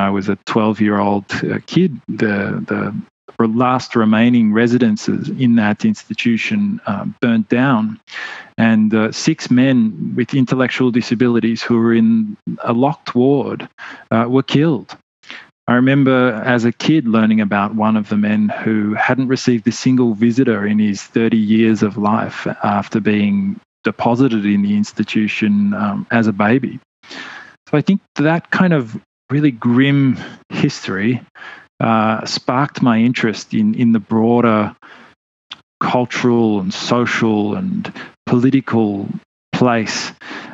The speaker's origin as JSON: {"language": "English", "town": "Melbourne", "region": "Victoria", "country": "Australia", "tie": "born or raised there", "said": "I grew up in Melbourne, Australia"}